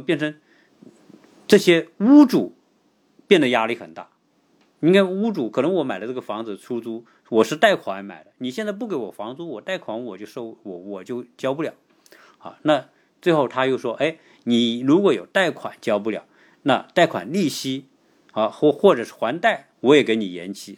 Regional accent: China; 我们中国人用的是中国某

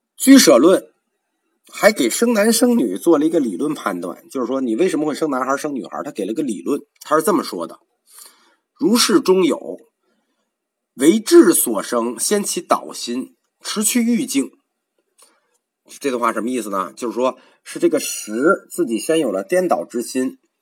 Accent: China; 我们中国人

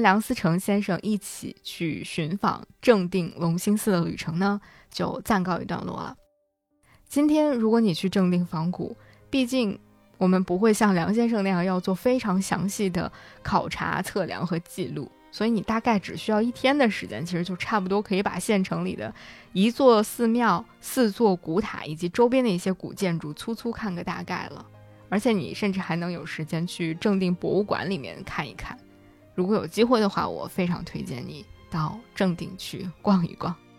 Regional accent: Hebei, China; moved away; 在我在河北生活长大的那些年里

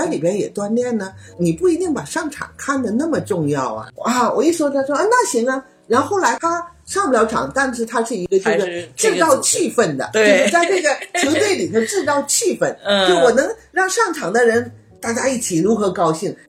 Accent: China; 嗯，我们中国人的思维呢？没有说让你水涨船高

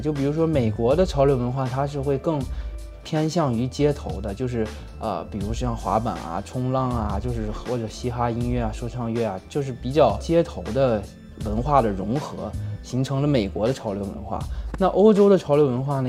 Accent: China; 我们中国人

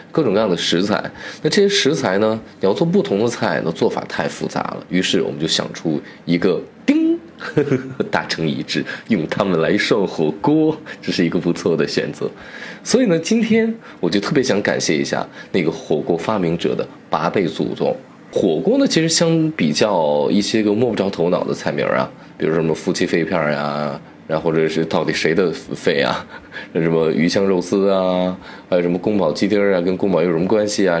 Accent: Shaanxi, China; 尤其是我作为一个陕西人，我尤其骄傲。我们陕西有一个地方叫宝鸡

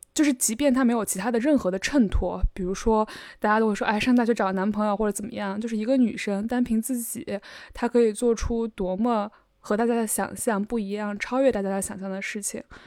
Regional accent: Shandong, China; moved away; 我出生在鲁地

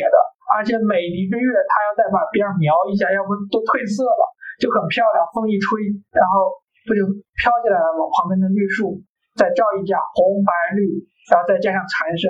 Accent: Kaifeng, Henan, China; moved away; 我老家不也是小城市吗？开封其实也小嘛，也很小，就是你一天觉得能走完也不累。

